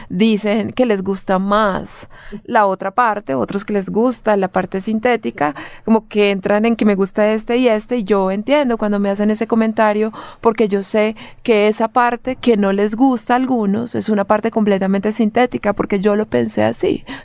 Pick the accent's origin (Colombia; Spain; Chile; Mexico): Colombia; Bogotá; moved away; yo venía del lugar de donde vengo, de Colombia, claro está, de Bogotá, pero también de un pueblo muy pequeñito que vivía, pues que vive de los rurales, o sea, un pueblo no rural, que vive de los cultivos, que vive del café, mi papá es carnicero.